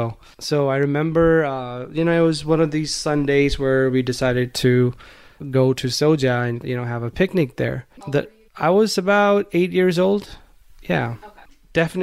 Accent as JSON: {"language": "English", "town": "Kalol", "region": "Gujarat", "country": "India", "tie": "born or raised there", "second_language": "English", "said": "you guys know that I grew up in India in a small town called Kalol, which is in the state of Gujarat."}